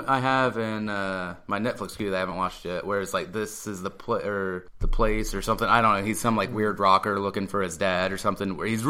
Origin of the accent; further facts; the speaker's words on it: United States; as an American